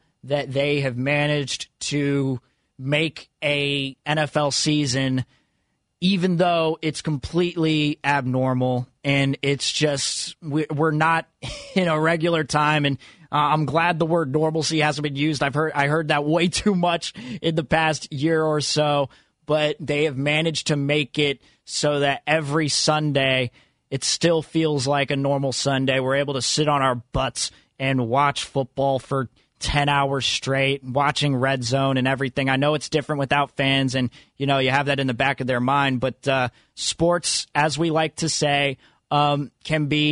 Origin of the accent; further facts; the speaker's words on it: Fremont, California, United States; Growing up in Fremont